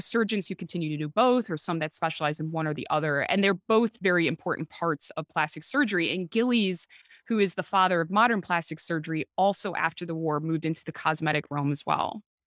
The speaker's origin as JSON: {"language": "English", "town": "Chicago", "region": "Illinois", "country": "United States", "also_born_or_lived": "Britain / Oxford", "accent": "Chicago", "moved": "as an adult", "lives_now": "United Kingdom", "said": "my Chicago accent"}